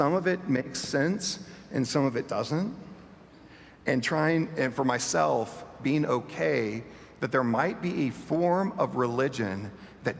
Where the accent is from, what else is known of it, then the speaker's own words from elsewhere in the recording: Bentonville, Arkansas, United States; moved away; My hometown is Bentonville, Arkansas